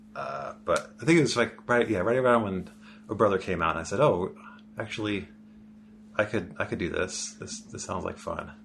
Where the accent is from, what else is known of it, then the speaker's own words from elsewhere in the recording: Bay Area, California, United States; also born or lived in San Diego; now in Portland, United States; I grew up in the Bay Area